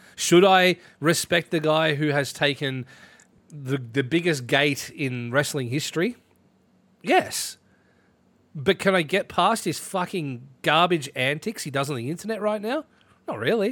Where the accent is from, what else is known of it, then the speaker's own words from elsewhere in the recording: Ballarat, Victoria, Australia; my hometown is in that list. Ballarat in that list.